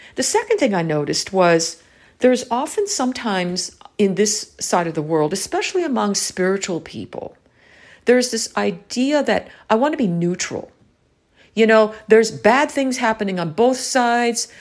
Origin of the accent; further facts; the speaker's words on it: United States; growing up in the American education system